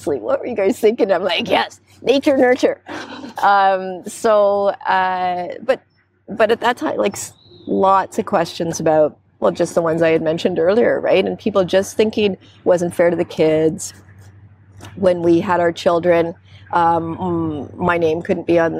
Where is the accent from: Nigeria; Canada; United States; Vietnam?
Canada; London, Ontario; moved away; I grew up in London, Ontario